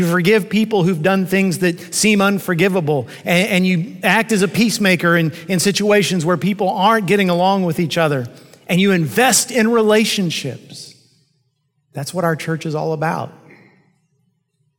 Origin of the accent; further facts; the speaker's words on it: United States; I'm an American pastor in the 21st century